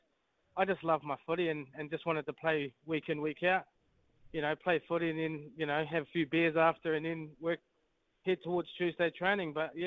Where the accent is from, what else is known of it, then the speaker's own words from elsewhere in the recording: New Zealand; I guess like any Kiwi kid growing up in New Zealand, watching the ABs from a young age